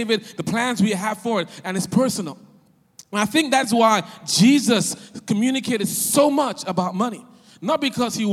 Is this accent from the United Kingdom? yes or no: no; Nigeria; moved away; also born or lived in West Philadelphia, Pennsylvania, United States; I'm Nigerian, West Philly